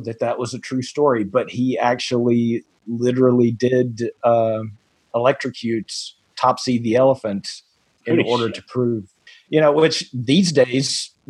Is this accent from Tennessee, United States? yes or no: yes; Nashville, Franklin area, Middle Tennessee, United States; I am from Middle Tennessee, around the Nashville, Franklin area.